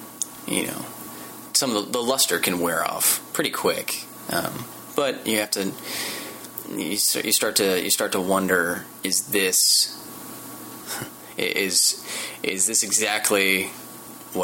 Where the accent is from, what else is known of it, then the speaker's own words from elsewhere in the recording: Midwest, United States; moved away as an adult; now in Los Angeles, United States; I come from the Midwest. I drove out here for Nerdist about a year ago